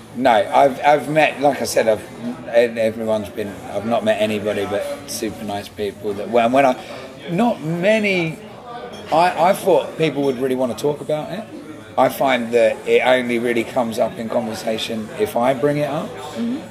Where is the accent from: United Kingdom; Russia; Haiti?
United Kingdom; England; being an Englishman